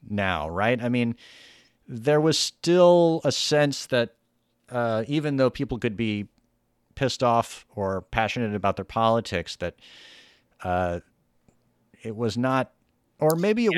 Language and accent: English; the South, United States; my whole life I grew up in the South